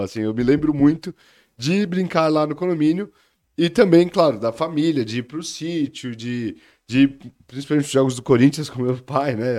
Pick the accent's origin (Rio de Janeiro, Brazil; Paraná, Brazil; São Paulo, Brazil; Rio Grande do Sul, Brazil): São Paulo, Brazil; moved away as an adult; also born or lived in Belo Horizonte / United States; eu sou de São Paulo, capital, crescido na Zona Leste, no Tatuapé